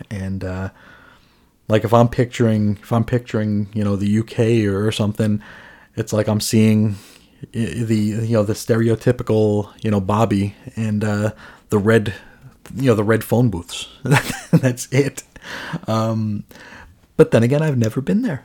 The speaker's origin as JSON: {"language": "English", "town": "New York City", "region": "New York", "country": "United States", "tie": "born or raised there", "also_born_or_lived": "Phoenix area", "moved": "yes", "lives_now": "Phoenix, United States", "said": "I grew up in New York, New York City."}